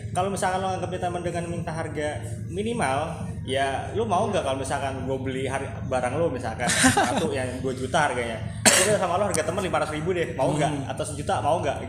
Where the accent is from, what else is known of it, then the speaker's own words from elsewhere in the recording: Bekasi, West Java, Indonesia; also born or lived in Banyuwangi, East Java; Lahir di Banyuwangi, cuma gede di Bekasi